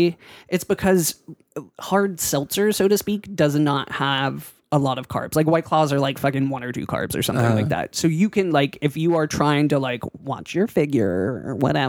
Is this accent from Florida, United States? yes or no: no; Pittsburgh, Pennsylvania, United States; moved away; People think I'm not from Pittsburgh when I'm in Pittsburgh.